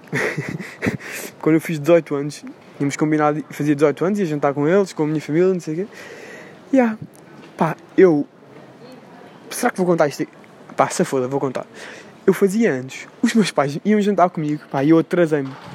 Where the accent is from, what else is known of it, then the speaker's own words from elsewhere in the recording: Portugal; Eu, como sou o único português ali, sempre que eu falo com alguém e digo que sou português